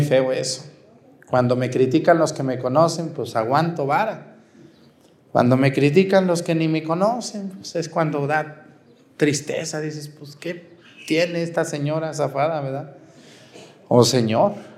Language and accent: Spanish; Mexticacán, Jalisco, Mexico; moved away as an adult; also born or lived in Aguascalientes; pueblo que me vio crecer, que me vio nacer, Mesticacán